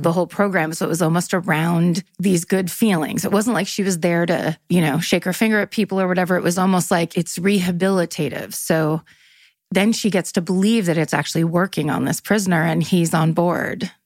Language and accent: English; Northern California, United States; I'm from Northern California